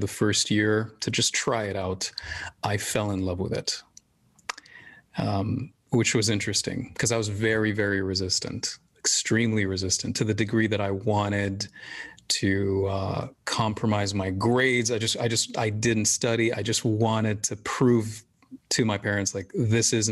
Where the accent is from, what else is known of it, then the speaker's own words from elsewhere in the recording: Jeddah, Makkah Province, Saudi Arabia; also born or lived in Syria / Sudan / London; I grew up in Saudi. I mean, I was born in Syria, moved to Saudi 3 months later